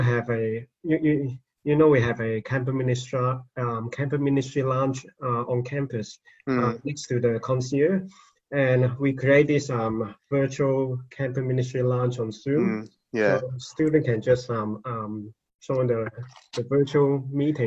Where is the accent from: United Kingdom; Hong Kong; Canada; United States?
Hong Kong; now in Australia; I was born in Hong Kong. My mom and some of my siblings are still there